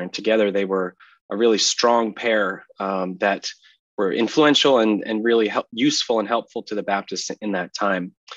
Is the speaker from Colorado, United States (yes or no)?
no; Massachusetts, United States; also born or lived in Southern California; now in La Mirada, United States; I grew up in the Northeast in Massachusetts, but I've spent most of my life here in Southern California